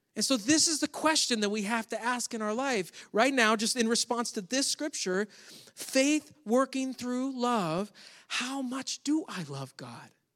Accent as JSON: {"language": "English", "region": "Western New York State", "country": "United States", "tie": "born or raised there", "moved": "yes", "said": "Grew up in New York State, which is where my family all still lives"}